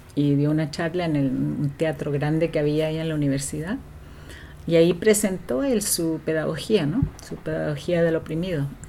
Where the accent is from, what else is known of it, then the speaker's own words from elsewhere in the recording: Valdivia, Los Ríos, Chile; moved away as an adult; now in Vancouver, Canada; vengo del sur de Chile, de la ciudad de Valdivia